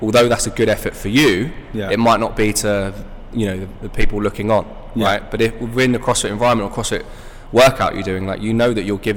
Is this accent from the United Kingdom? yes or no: yes; England, United Kingdom; growing up in England